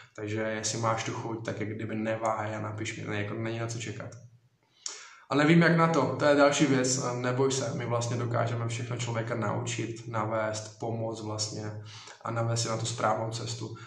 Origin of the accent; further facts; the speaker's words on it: Strání, Zlín Region, Czechia; jsem kousek Udoverského hradiště, konkrétně to vlastně strání